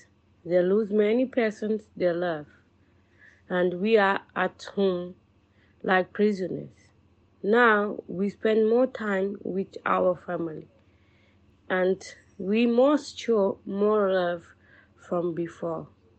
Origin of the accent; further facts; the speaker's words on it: Portugal; English is a second language; now in Hackney, United Kingdom; I come from Portugal